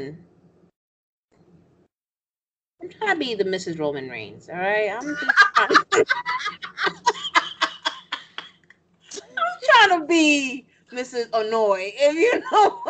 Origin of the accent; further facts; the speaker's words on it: New York, United States; I'm from New York. I'm Dominican